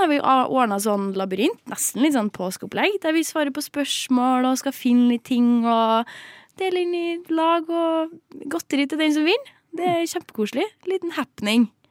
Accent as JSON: {"language": "Norwegian", "region": "Trøndelag", "country": "Norway", "said": "Jeg er jo trønder"}